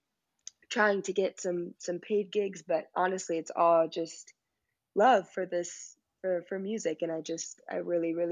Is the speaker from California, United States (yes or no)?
no; New Orleans, Louisiana, United States; moved away as an adult; now in New York City, United States; I grew up in New Orleans